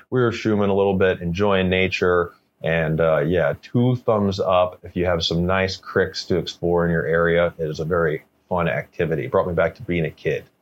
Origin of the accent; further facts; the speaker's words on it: St. Louis, Missouri, United States; now in British Columbia, Canada; I remember growing up. I grew up in the Midwest, like St. Louis, Missouri.